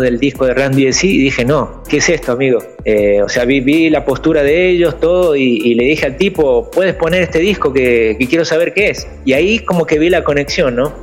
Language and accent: Spanish; Buenos Aires, Argentina; moved away as an adult; also born or lived in interior of Argentina; now in São Paulo, Brazil; yo soy del interior, pero, o sea, mi familia fue a vivir a la capital, digamos, este, ya de pequeño